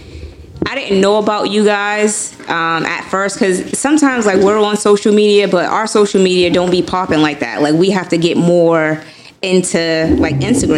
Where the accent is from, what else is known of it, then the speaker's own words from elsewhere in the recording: the South, United States; now in Boston, United States; I'm from the South, and that's how my family is.